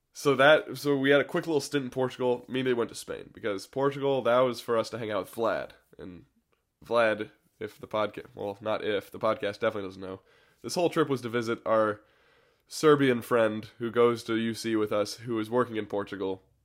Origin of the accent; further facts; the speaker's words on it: United States; as an American